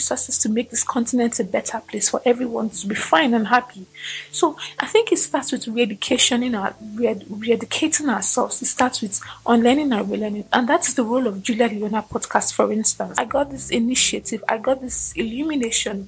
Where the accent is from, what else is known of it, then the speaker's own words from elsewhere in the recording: Nigeria; my Nigerian context